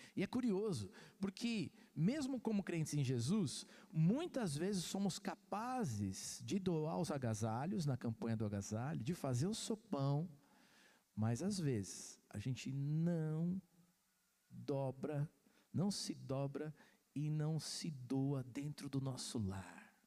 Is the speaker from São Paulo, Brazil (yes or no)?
yes; Santos, São Paulo, Brazil; Eu sou santista, nasci em Santos